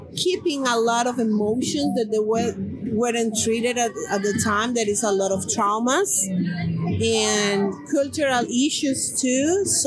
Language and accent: English; Colombia; moved away as an adult; I have been working with the community for 20 years since I came from Colombia.